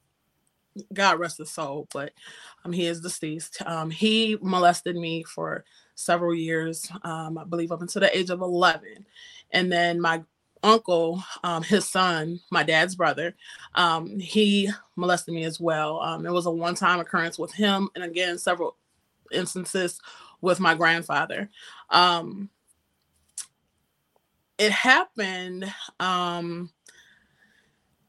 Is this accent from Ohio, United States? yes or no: yes; Northeast Ohio, United States; moved away as an adult; now in North Carolina, United States; I am from Northeast Ohio, the cold area. And I have been here in North Carolina for, it'll be 8 years